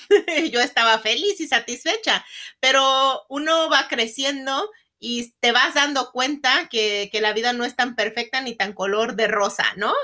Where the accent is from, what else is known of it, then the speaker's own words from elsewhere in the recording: Lázaro Cárdenas, Michoacán, Mexico; moved away as an adult; now in United States; Yo soy oriunda de Michoacán, una ciudad que se llama Ciudad Lázaro Cárdenas, Michoacán.